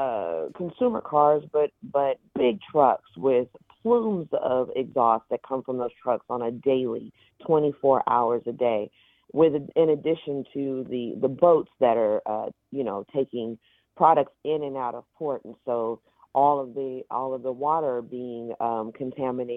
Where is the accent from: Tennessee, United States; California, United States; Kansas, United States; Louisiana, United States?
California, United States; Oakland; I grew up in East Oakland, but I have a home in West Oakland